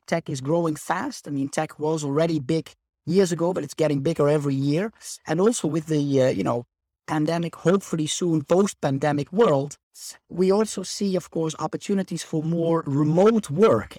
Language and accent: English; Netherlands; moved away as an adult; now in Spain; I am originally from the Netherlands, hence the Dutch name